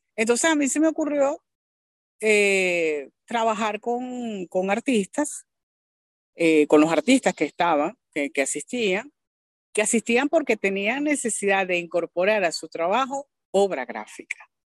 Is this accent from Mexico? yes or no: no; Venezuela; me siento orgullosa por venezolana